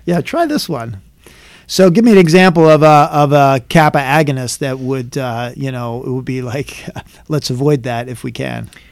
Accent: Philadelphia, Pennsylvania, United States; I grew up in Philadelphia, in, in Philadelphia area

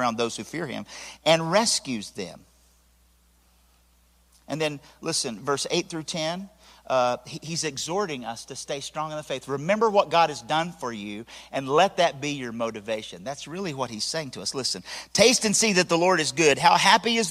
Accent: Tennessee, United States; I'm from Nopone Valley.

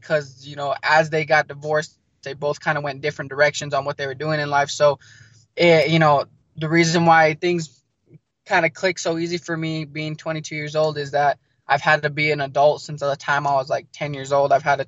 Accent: New Mexico, United States; also born or lived in Arizona; I was born in Arizona, but just because of, you know, the rough background I came up on, I was back and forth between Arizona, New Mexico, Arizona, New Mexico. So I established myself in New Mexico in the ninth grade

